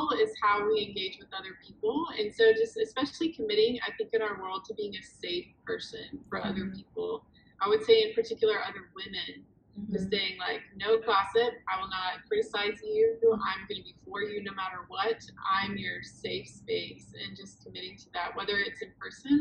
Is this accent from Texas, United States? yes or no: yes; Houston, Texas, United States; moved away; I grew up in Texas.